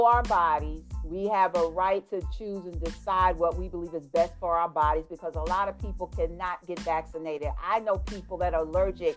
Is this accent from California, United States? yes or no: no; New York City, New York, United States; accent: New York; moved away as an adult; I'm from New York, originally Jamaica, Queens.